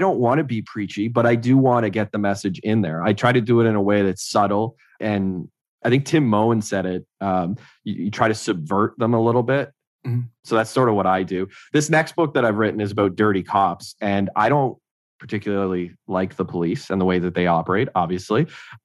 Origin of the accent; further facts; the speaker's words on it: Renfrew, Ontario, Canada; now in Ottawa, Canada; my hometown, Renfrew